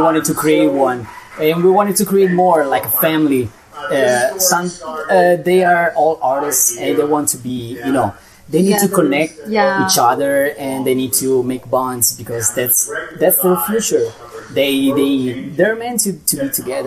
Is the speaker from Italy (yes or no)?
yes; Italy; moved away as an adult; now in Las Vegas, United States; we come from Italy